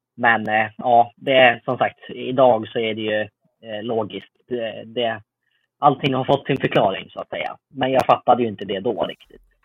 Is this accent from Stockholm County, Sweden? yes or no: no; Uppsala, Uppsala County, Sweden; i Uppsala där jag är född och uppvuxen